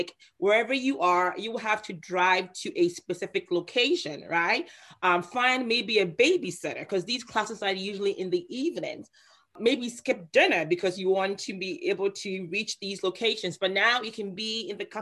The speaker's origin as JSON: {"language": "English", "country": "Ghana", "moved": "yes", "said": "I'm originally from Ghana, West Africa"}